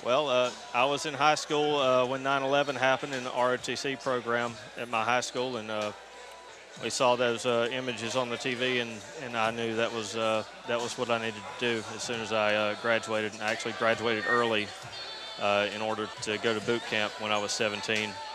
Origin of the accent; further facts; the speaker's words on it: Rutherfordton, North Carolina, United States; I'm from a little town in North Carolina called Rutherfordton.